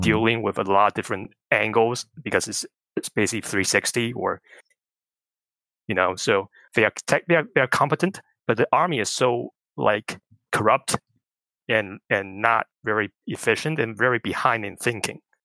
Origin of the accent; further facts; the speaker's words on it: Taiwan; moved away; growing up in Taiwan